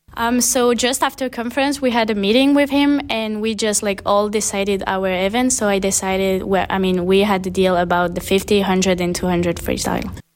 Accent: Réunion; moved away as an adult; now in West Palm Beach, United States; I'm from the French island called Wayne Island in the middle of the Indian Ocean, so basically between Madagascar and Mauritius

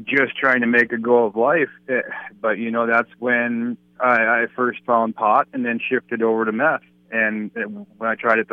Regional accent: Bismarck, North Dakota, United States; I'm born and raised in Bismarck, North Dakota

